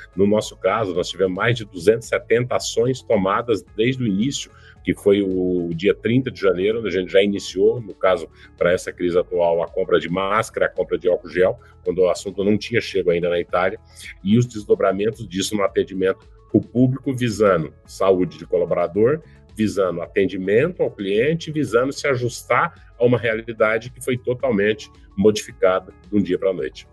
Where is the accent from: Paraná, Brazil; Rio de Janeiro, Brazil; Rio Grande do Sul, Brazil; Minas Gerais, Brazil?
Paraná, Brazil; also born or lived in São Paulo; Eu nasci de São Paulo, criado no estado do Paraná.